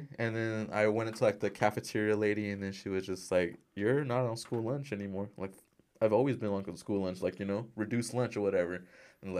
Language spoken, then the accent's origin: English; Glendale, United States; I'm from Glendale